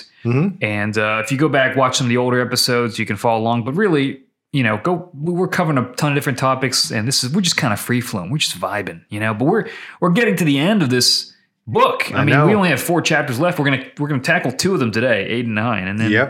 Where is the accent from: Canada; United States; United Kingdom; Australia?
United States; Pittsburgh, Pennsylvania; I'm from Pittsburgh. Yeah. Paul's from New York.